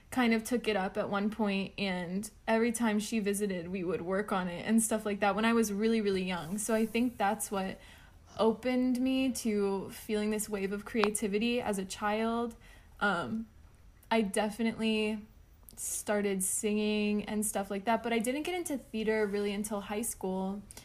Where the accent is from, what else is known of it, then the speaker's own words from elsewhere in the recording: South Florida and North Florida, United States; now in Memphis, United States; right now, I am based in West Tennessee in the Memphis area, but I come from South Florida and North Florida